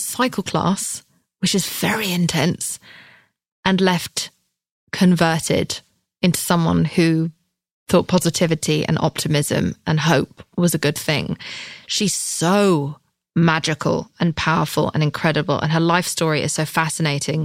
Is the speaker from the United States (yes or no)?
no; England, United Kingdom; I'm English.